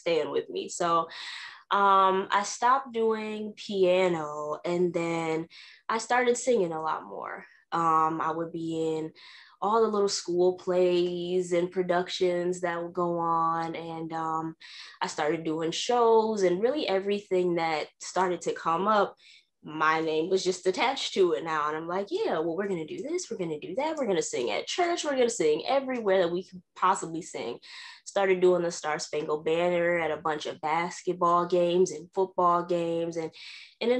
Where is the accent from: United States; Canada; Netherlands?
United States; Racine, Wisconsin; I'm actually born and raised in Racine, which is right next to Milwaukee